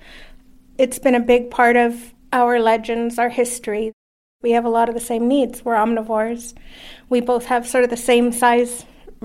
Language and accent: English; Katit village, Wuikinuxv Nation, Rivers Inlet, central coast of British Columbia, Canada; I'm from Katit village, we're a part of the Awakenuk Nation, which is in the central coast of BC, at the head of Rivers Inlet